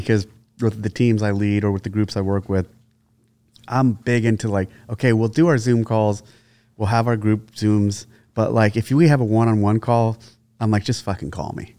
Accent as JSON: {"language": "English", "town": "San Jose", "region": "California", "country": "United States", "tie": "born or raised there", "said": "I was originally born in San Jose, Sa-, San Jose, California"}